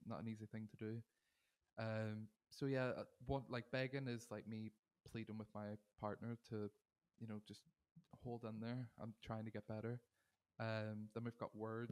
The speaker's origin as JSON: {"language": "English", "town": "Derry", "region": "Northern Ireland", "country": "United Kingdom", "tie": "born or raised there", "moved": "yes", "lives_now": "Manchester, United Kingdom", "said": "I am originally from Derry in Ireland. I'm now based in Manchester in the U K."}